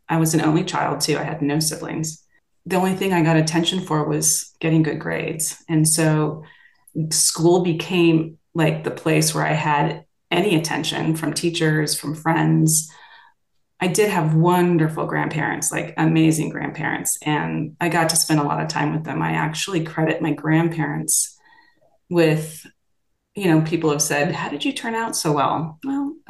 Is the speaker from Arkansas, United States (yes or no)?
no; Los Angeles, California, United States; I grew up here in Los Angeles, which is where I am now